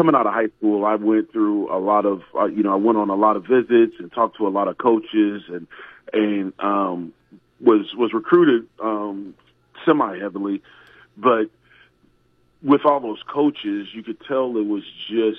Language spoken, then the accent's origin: English; Iowa, United States; I was born and raised in Iowa